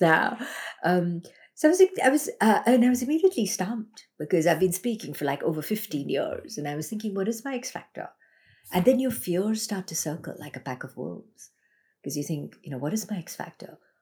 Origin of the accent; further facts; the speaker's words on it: Mumbai, Maharashtra, India; moved away as an adult; now in Australia; I grew up in Bombay, India